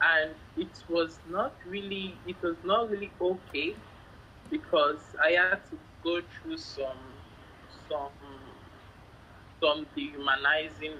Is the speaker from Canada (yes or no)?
no; Lagos, Nigeria; I'm from Lagos, Nigeria. Yes, Lagos is a very big state in Nigeria, and it was the former capital of the country. So I was born and bred here